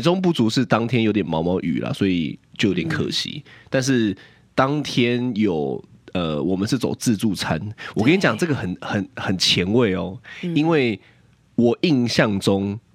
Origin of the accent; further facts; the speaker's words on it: Taipei, Taiwan; 我是台北人